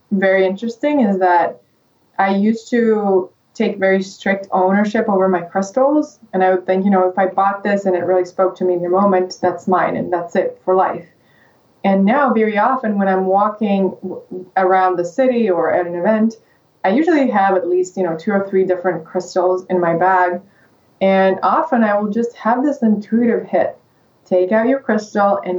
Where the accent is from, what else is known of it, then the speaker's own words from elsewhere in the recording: Russia; English is a second language; moved away as an adult; now in United States; I'm from Russia